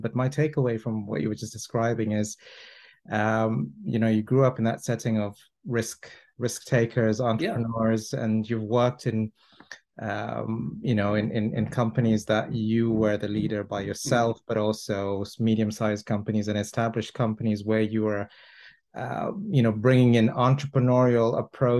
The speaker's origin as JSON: {"language": "English", "town": "Toronto", "region": "Ontario", "country": "Canada", "moved": "yes", "lives_now": "London, United Kingdom", "said": "I'm from Toronto"}